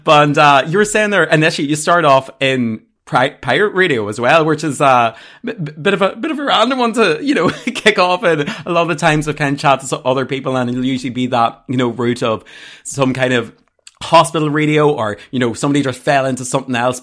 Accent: Armagh, Northern Ireland, United Kingdom; I'm from Armagh

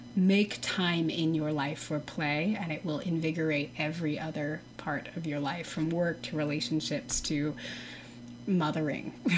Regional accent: Texas, United States; I'm from Texas

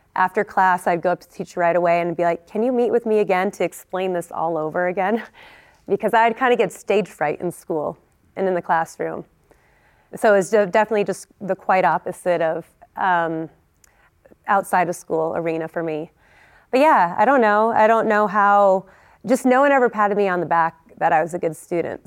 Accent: California, United States; also born or lived in Vermont; I grew up in Lake Tahoe, and, uh, was part of the Squaw Valley Ski Team.

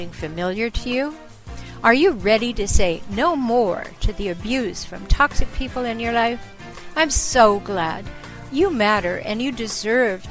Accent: Canada; I'm from Canada

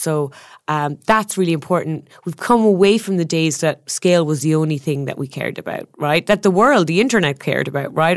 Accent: Ireland; moved away; I'm Irish, the land of storytellers

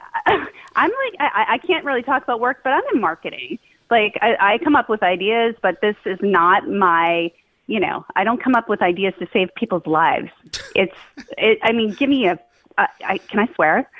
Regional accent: Somerville, Massachusetts, United States; now in Winchester, United States; I grew up in Somerville

